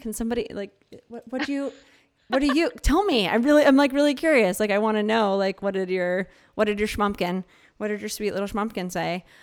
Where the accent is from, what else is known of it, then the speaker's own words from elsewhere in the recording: Philadelphia, Pennsylvania, United States; moved away; also born or lived in New Mexico; I grew up in Philadelphia and then I'm, I've lived a lot of places, but when I lived in New Mexico